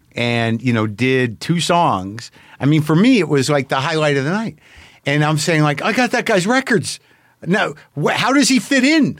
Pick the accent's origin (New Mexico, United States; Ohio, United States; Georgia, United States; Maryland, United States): New Mexico, United States; I grew up in New Mexico